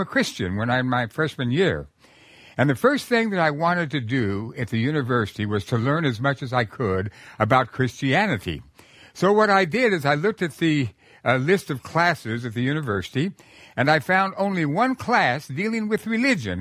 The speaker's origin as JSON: {"language": "English", "region": "New Mexico", "country": "United States", "said": "I'm from New Mexico"}